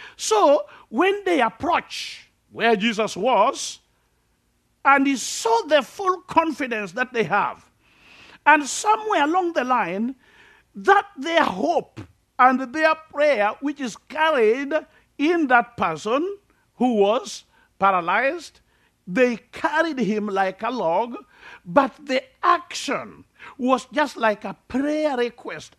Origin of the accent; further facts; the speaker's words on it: Kenya; I'm from Africa, uh, typical Africa